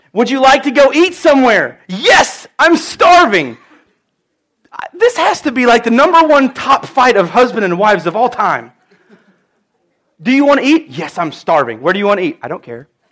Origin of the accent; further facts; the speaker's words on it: United States; I'm from Edwards County